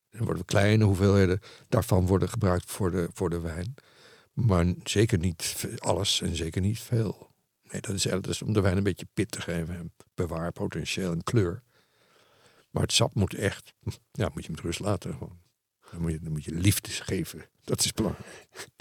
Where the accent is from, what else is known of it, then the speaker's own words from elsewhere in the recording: Netherlands; Ik ben een Nederlander